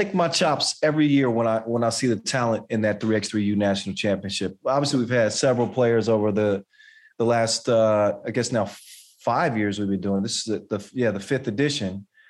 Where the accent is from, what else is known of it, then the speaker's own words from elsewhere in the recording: United States; And you know, I could be biased because obviously I'm from the United States